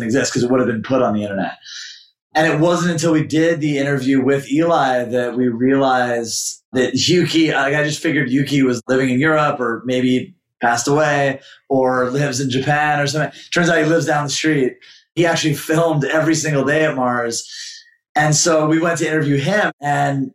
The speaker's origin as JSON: {"language": "English", "town": "Montreal", "region": "Quebec", "country": "Canada", "tie": "born or raised there", "also_born_or_lived": "New York", "moved": "yes", "said": "When I grew up skating in Montreal"}